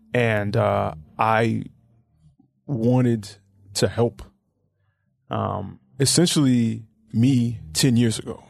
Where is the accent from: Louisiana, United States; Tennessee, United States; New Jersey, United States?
Tennessee, United States; Memphis; I grew up in Orange Mound